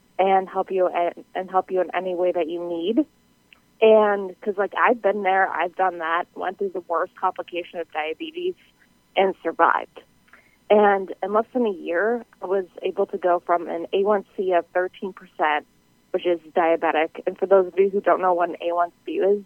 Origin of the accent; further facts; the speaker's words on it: New England, United States; I am from the New England area